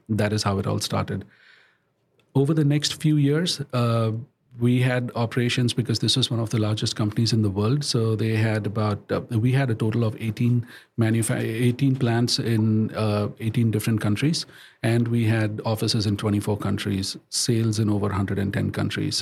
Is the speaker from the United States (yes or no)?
no; India; moved away; I was born and brought up in India